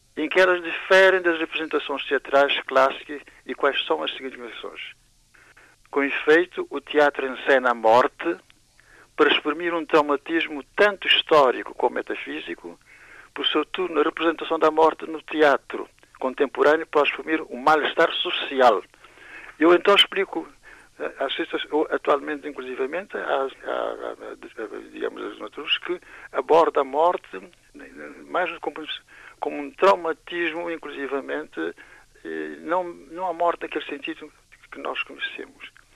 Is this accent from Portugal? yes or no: no; Santiago, Cape Verde; moved away; also born or lived in Belgium; eu sou de Santiago